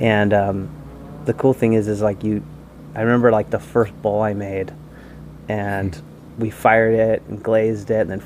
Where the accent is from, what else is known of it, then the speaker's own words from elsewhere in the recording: Los Angeles, California, United States; I grew up in Southern California, and I grew up in the South Bay of Los Angeles